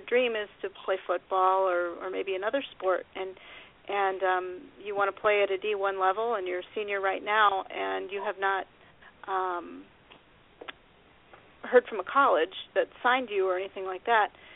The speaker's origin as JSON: {"language": "English", "region": "Midwest", "country": "United States", "accent": "Midwest", "said": "my Midwest accent"}